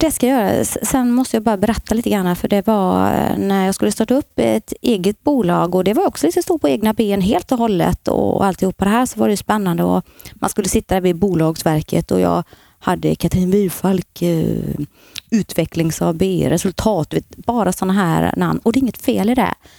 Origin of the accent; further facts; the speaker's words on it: Gislaved, Jönköping County, Sweden; moved away as an adult; now in Borås, Sweden; Född och uppvuxen i Gislaved